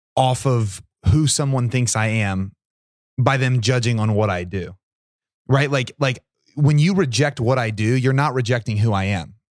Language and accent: English; Portsmouth, Ohio, United States; Portsmouth's my hometown